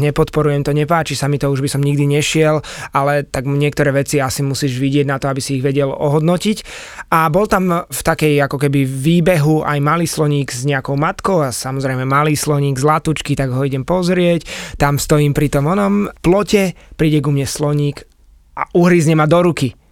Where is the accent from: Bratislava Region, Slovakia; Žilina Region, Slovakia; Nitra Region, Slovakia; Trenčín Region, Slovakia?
Bratislava Region, Slovakia; Bratislava; also born or lived in Chile; ja som chlapec z Bratislavy